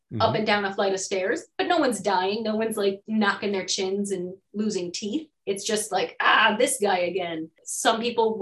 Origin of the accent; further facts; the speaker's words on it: Chicago, Illinois, United States; where I grew up in Chicago